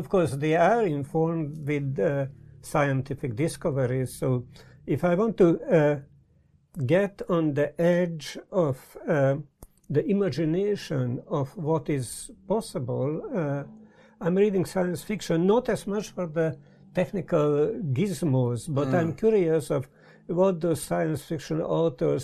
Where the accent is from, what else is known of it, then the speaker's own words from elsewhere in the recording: Budapest, Hungary; also born or lived in California; now in Brighton, United Kingdom; I was born in Budapest, Hungary, don't even dare to say, long time ago